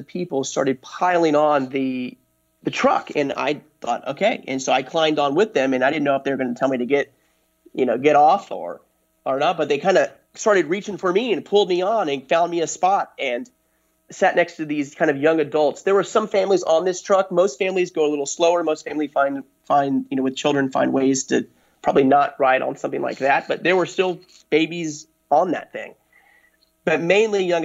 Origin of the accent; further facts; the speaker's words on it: United States; I'm an American